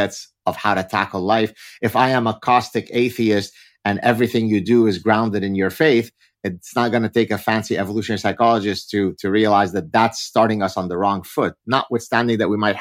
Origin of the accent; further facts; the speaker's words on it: Lebanon; first language Arabic; English is a second language; we're Lebanese Jews, so my mother tongue is Arabic